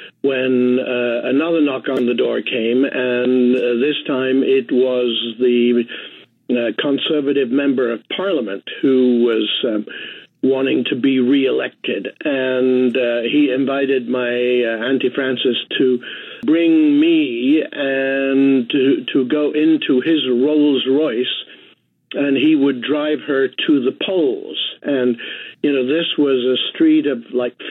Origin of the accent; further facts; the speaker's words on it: England, United Kingdom; moved away; I of course, grew up in England